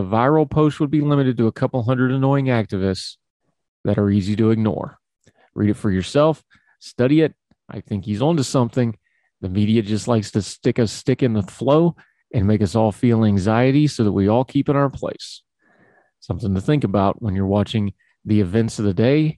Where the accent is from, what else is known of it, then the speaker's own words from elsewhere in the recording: United States; accent: hillbilly; my hillbilly accent